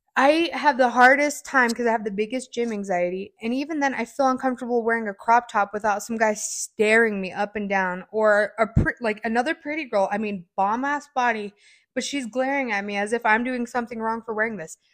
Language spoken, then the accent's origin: English; Spring Creek, Nevada, United States; I grew up in Spring Creek